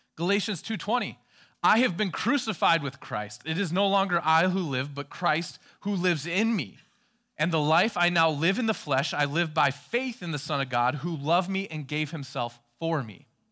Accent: Minnesota, United States; I was from Minnesota

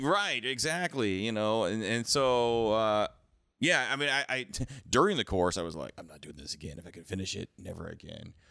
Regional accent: the Cascades, Pacific Northwest, United States; I grew up skiing in the Cascades

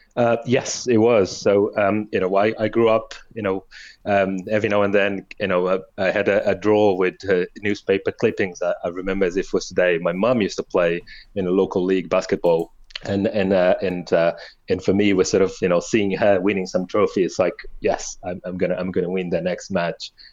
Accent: Angola; us growing up in Angola

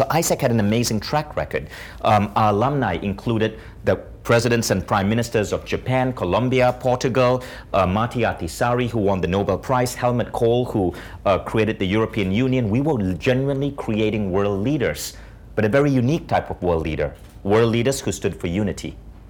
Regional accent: India; I did that because I'm an Indian dude, and if you're an Indian dude, like you gotta be a lawyer, a doctor, an engineer, or a family embarrassment, right?

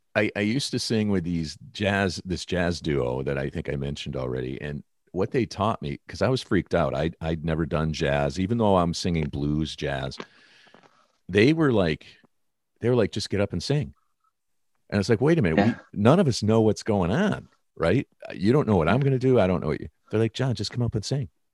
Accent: Detroit, Michigan, United States; moved away; being a kid growing up in Detroit

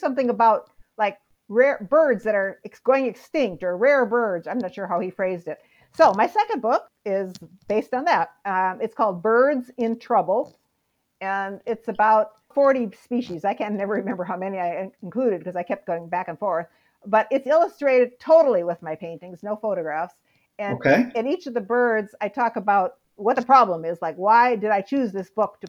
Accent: Midwest, United States; and I grew up in the Midwest.

